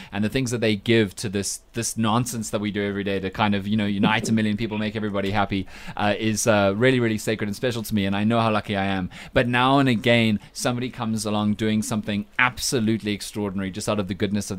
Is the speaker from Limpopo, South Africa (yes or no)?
no; Cape Town, Western Cape, South Africa; moved away; I am obviously from Cape Town